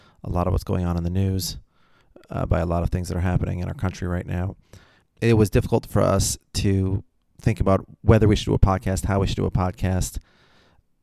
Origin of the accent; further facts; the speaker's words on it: Minneapolis, Minnesota, United States; I'm from Minneapolis. I was born in Minneapolis.